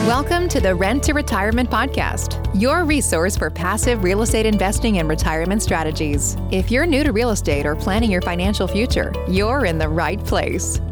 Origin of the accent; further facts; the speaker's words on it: Wyoming, United States; I come from a farming family. I'm, I'm from Wyoming